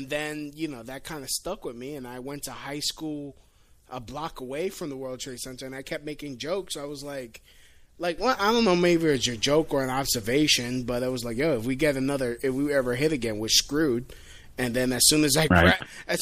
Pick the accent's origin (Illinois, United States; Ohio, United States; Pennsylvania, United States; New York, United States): New York, United States; I'm from New York